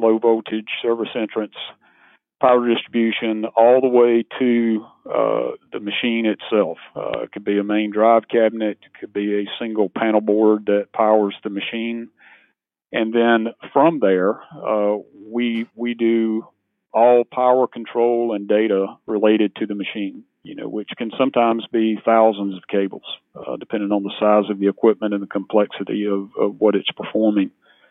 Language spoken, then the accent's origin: English; Laurens County, South Carolina, United States; now in Anderson, United States; Small town guy. I grew up in Lawrence County